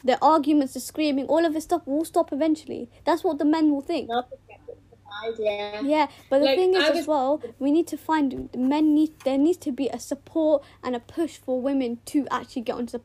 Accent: United Kingdom; also born or lived in Pakistan; us three are all British Pakistani girls, and we're living in the UK

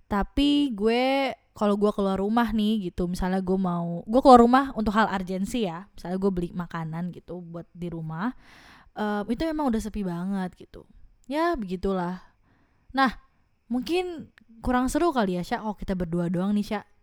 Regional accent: Tangerang, Banten, Indonesia; dan gue dari Tangerang

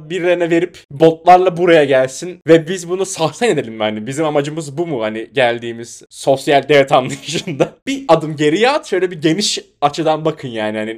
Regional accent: Anatolia, Turkey; Türk oğlu Türk'üm bir Anadolu çomarıyım diye böyle dolaşıyorum.

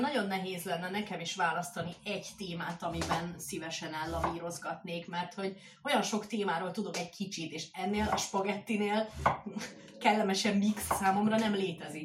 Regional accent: Hungary; moved away as an adult; now in Budapest, Hungary; én egy kis faluból származok

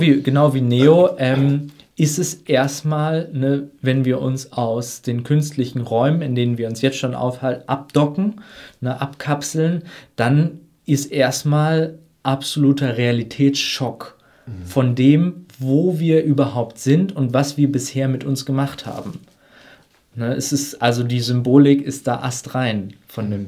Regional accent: Germany; wir als, gerade als Deutsche

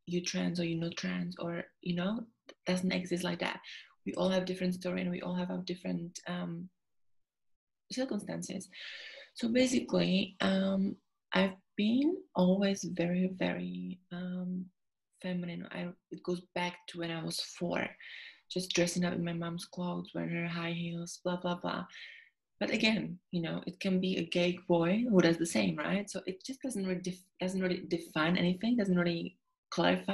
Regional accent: Czechia; English is a second language; moved away as an adult; also born or lived in Sydney, Australia; now in London, United Kingdom; as you can hear, I've got an accent. So basically, I was born in Czechia or Czech Republic. And when I was 18, I moved to Sydney for 3 years.

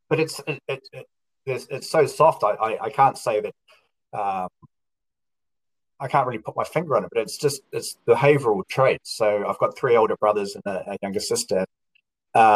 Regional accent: New Zealand; also born or lived in Australia; now in Melbourne, Australia; I'm from New Zealand, but I've been living in Australia

